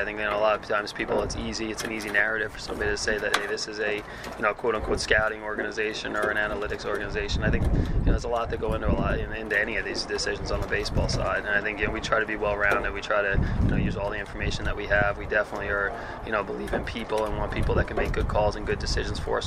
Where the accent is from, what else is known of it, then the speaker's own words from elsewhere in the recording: New York, United States; moved away; I was from New York